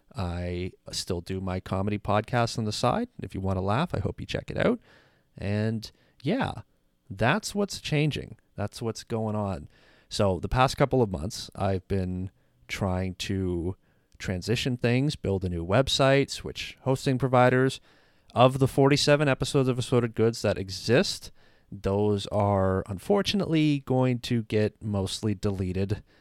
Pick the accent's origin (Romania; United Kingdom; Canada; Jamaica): Canada; I'm Canadian